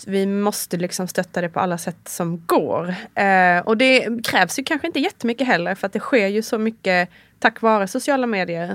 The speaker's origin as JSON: {"language": "Swedish", "country": "Sweden", "moved": "as an adult", "lives_now": "Italy", "said": "som svensk"}